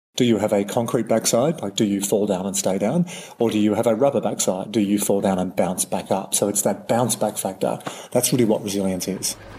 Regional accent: Australia; as an Aussie bloke

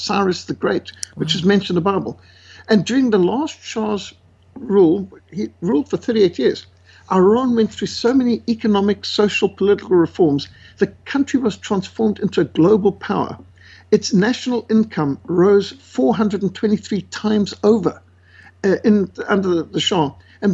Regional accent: South Africa; I'm born and brought up in Africa. I've lived in Africa my whole life, 61 years

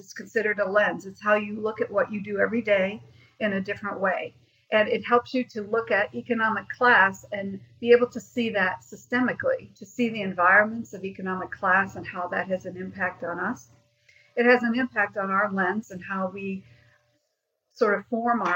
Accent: Ohio, United States; now in Greenville, United States; I'm originally from Ohio

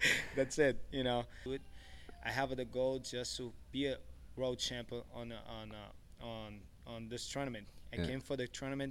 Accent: Careiro da Várzea, Amazonas, Brazil; moved away; I grew up in Manaus, Amazonas, you know, Careiro da Várzea.

